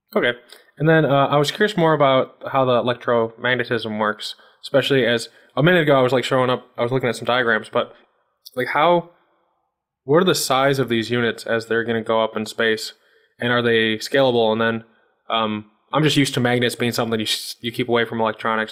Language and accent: English; Chicago, Illinois, United States; I'm from the Chicago region